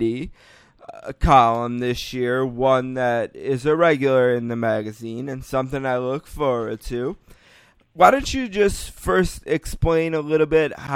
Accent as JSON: {"language": "English", "town": "Buffalo", "region": "New York", "country": "United States", "said": "we're from Buffalo"}